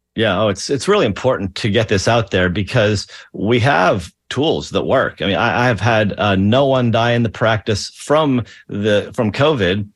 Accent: Pennsylvania, United States; I'm from Pennsylvania

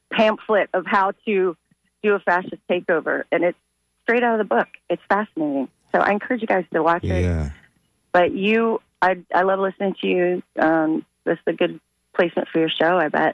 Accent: Sarasota, Florida, United States; I was born here in Florida. I was born in Sarasota

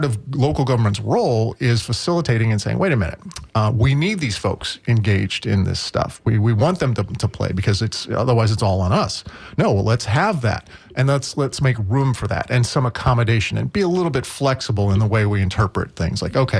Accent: Midwest, United States; And I think there's a certain attitude about being a Midwesterner. Certainly, you know, we tend to be polite there. You get, you know, your accent, you know, and all that.

